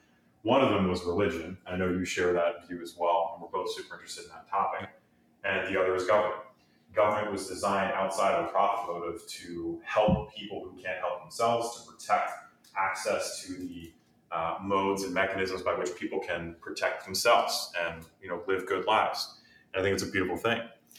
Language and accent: English; San Francisco, California, United States; now in Washington, United States; so I come from San Francisco.